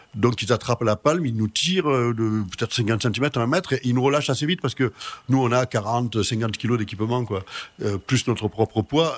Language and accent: French; Marseille, Provence-Alpes-Côte d'Azur, France; also born or lived in Arles; Je suis né à Marseille